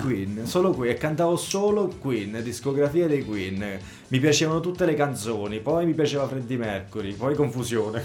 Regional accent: Roccafluvione, Marche, Italy; also born or lived in Apulia; io sono di Roccafluvione

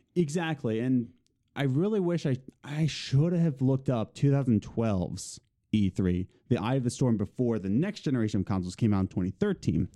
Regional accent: Philadelphia, Pennsylvania, United States; we're from Philly

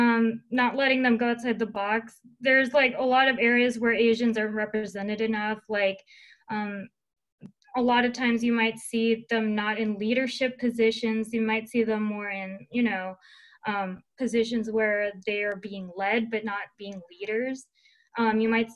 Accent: Seattle, Washington, United States; I'm from Seattle

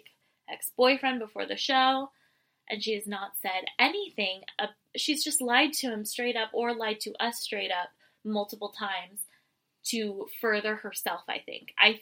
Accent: San Luis Obispo, California, United States; growing up in San Luis Obispo area.

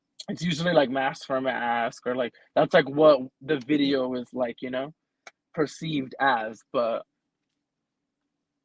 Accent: California, United States; I'm from California, like not the nice part

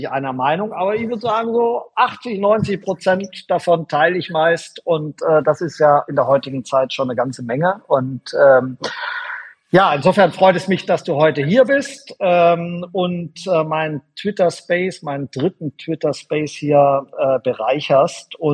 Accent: Schwäbisch Gmünd, Baden-Württemberg, Germany; born there; wir kommen sogar aus derselben Gegend ursprünglich. Ähm, ich bin in Schwäbisch Münd geboren.

